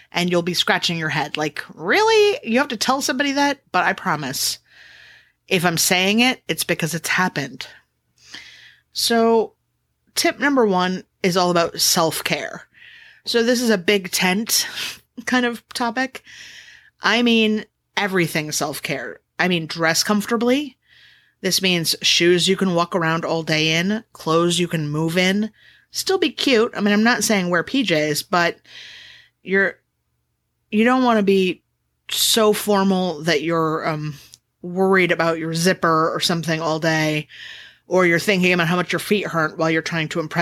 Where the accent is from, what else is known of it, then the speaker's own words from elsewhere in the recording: Los Angeles, California, United States; moved away; I'm from Los Angeles, so I have family there